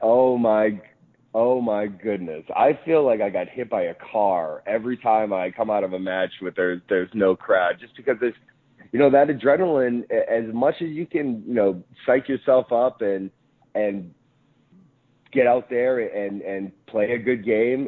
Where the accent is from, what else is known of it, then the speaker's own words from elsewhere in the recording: New England, United States; I grew up in in New England, and uh, I grew up obviously in the Northeast